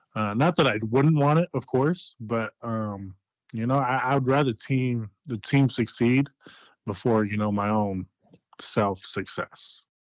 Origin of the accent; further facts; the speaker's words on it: Denver, Colorado, United States; in my hometown team